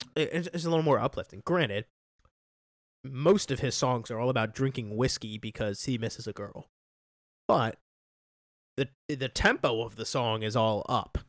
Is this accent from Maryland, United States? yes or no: yes; Taneytown, Maryland, United States; I love my hometown more, I love Tawny Town, Maryland